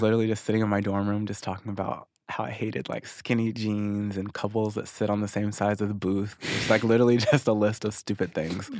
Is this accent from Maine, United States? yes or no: no; Missouri, United States; moved away as an adult; also born or lived in Arkansas; now in Los Angeles, United States; I moved to Missouri when I was six, and then I was there ever since until about two and a half years ago when I moved to LA.